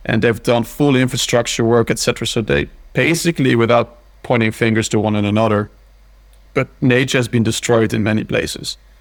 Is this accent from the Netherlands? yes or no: yes; Netherlands; moved away as an adult; also born or lived in Belgium / Scotland / Switzerland / Italy; now in Oslo, Norway; I'm from the Netherlands. Mm-hmm. Born and raised there.